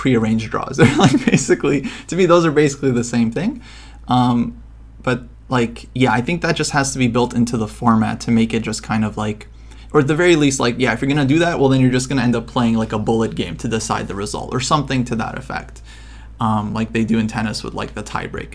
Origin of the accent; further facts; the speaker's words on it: Ukraine; I'm from Ukraine